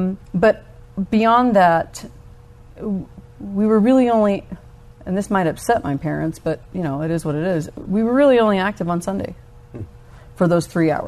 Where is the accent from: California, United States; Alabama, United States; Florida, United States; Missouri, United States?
Alabama, United States; also born or lived in Georgia / Kansas / Germany; I was born in Alabama, and I spent most of my upbringing in the South, but we lived all over. Mm-hmm. Kansas, West Point Military Academy. I ended up graduating high school over in Germany. Mm-hmm. So kind of those three places, mostly Georgia, Alabama.